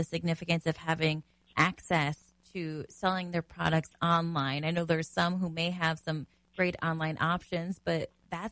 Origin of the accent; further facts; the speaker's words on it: Wisconsin, United States; Wisconsin, my home state